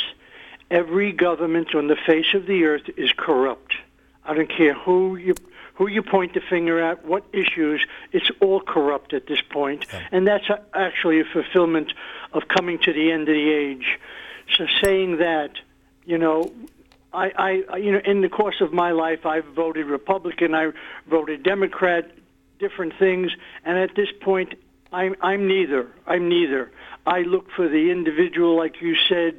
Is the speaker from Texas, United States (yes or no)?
no; New York, United States; I was born and raised in New York.